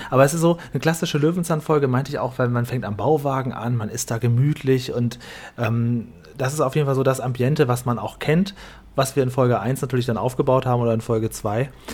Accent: Northern Germany, Germany; moved away; für uns norddeutsche Landeier, ich bin ja in Norddeutschland geboren

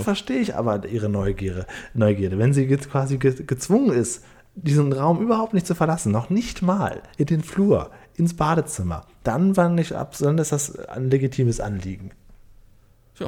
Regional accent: Cuxhaven district, Lower Saxony, Germany; ich bin ja auf dem Dorf aufgewachsen, im Landkreis Cuxhaven

